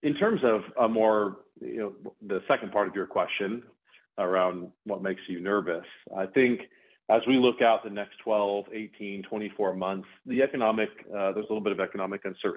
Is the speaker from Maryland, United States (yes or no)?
no; Bend, Oregon, United States; I grew up in Bend, Oregon